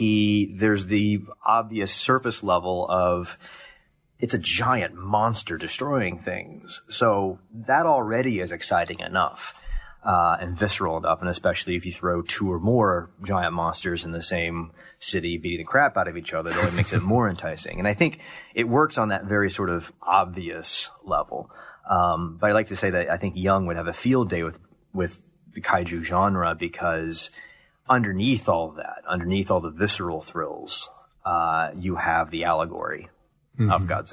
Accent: Columbus, Ohio, United States; Columbus, Ohio.

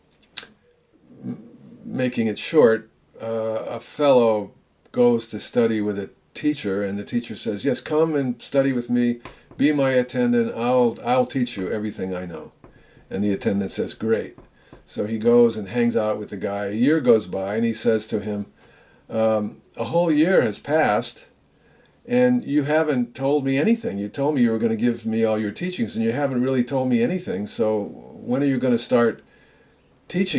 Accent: United States; I'm an American too.

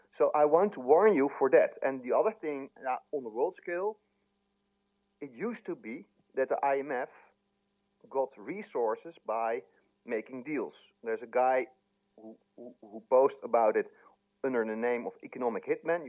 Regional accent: Netherlands; I'm from Holland

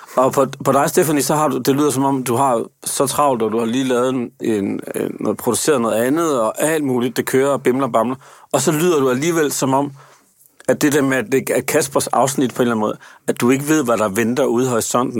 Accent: Aarhus, Central Denmark Region, Denmark; jeg er født i Aarhus

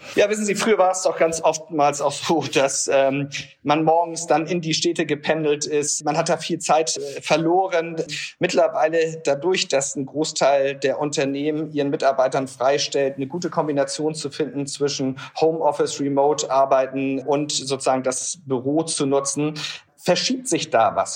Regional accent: Hamburg, Germany; ich als Hamburger

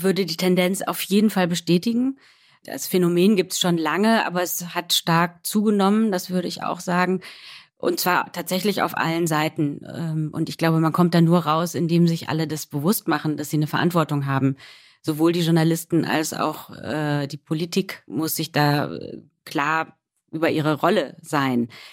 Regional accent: Rhineland, Germany; Also ich bin Rheinländerin

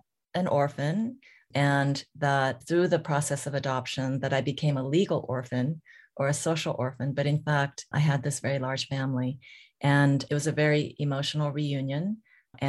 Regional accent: California, United States; first language Korean; English is a second language; also born or lived in South Korea; I was born in South Korea, of course, and was adopted and by a family in California

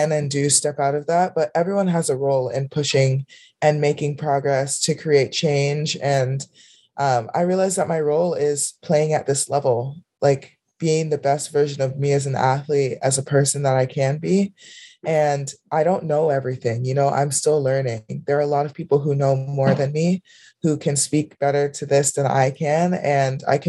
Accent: Miami, Florida, United States; I grew up in Miami, Florida

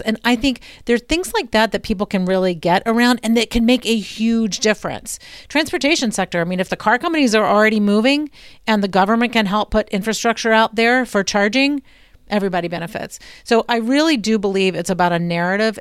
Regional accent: Blue Ridge, United States; I'm from the Blue Ridge

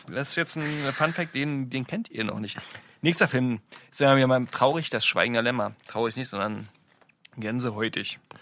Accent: Brandenburg, Germany; wir sind aus Brandenburg

